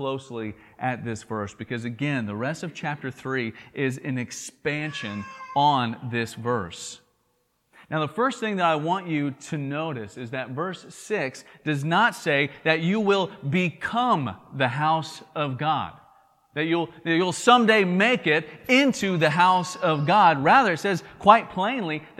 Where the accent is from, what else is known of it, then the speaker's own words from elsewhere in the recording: Tennessee, United States; accent: southern drawl; if you're from Tennessee, where I'm from